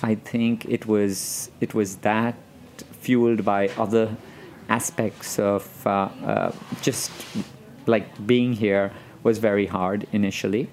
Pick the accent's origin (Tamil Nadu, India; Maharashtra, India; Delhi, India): Maharashtra, India; Mumbai; moved away as an adult; now in New York, United States; I grew up in Bombay, but I am Persian